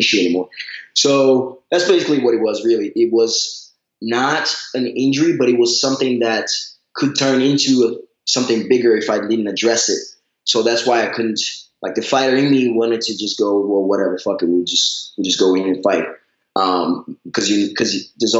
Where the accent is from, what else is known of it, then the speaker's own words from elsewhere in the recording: Brazil; moved away; Growing up in Brazil